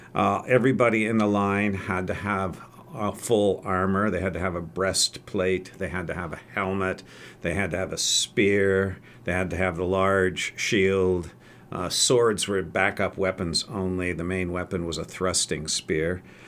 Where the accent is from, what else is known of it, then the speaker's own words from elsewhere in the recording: Oregon, United States; I'm actually an Oregonian, at least I claim to be. I was uh, brought here at the ripe old age of two